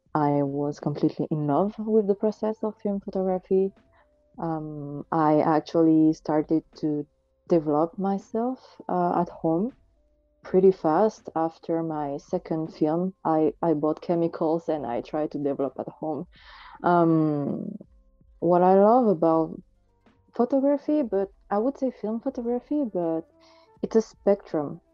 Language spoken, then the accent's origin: English; France; also born or lived in Marseille; I was born in France I'm actually living in, in Marseille